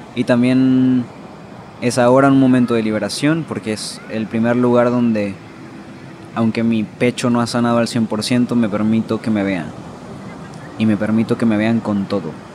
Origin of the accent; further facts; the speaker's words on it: Sinaloa, Mexico; yo soy de Sinaloa